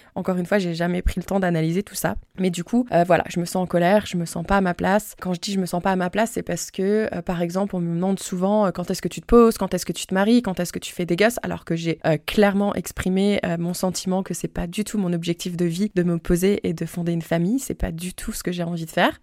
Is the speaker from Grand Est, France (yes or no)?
yes; Moselle, Grand Est, France; moved away as an adult; also born or lived in Guadeloupe; j'ai aussi tenté euh, de retourner dans ma région natale pour me rapprocher de mon entourage